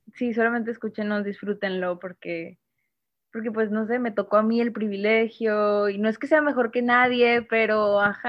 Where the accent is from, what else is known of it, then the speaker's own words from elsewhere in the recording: Monterrey, Nuevo León, Mexico; soy de Monterrey